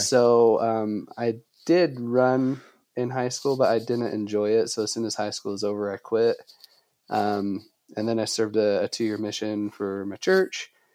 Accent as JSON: {"language": "English", "town": "Logan", "region": "Utah", "country": "United States", "tie": "born or raised there", "also_born_or_lived": "Denver, Colorado", "said": "This area is called Cache Valley"}